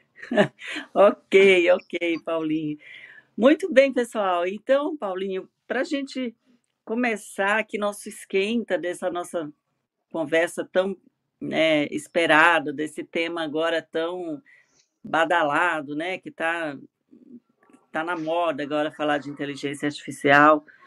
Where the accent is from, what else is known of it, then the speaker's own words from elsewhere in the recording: Maranhão, Brazil; moved away as an adult; now in São Paulo, Brazil; moro em São Paulo, sou do Maranhão, mas eu sou paulistana há 20 anos de coração